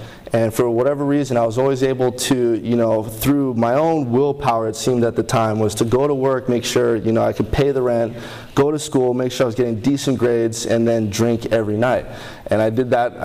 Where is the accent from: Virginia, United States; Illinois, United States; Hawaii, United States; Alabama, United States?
Hawaii, United States; Honolulu; I grew up in Honolulu, Hawaii.